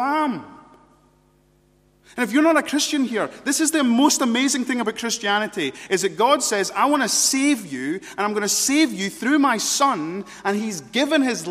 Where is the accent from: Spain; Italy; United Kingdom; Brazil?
United Kingdom; we're British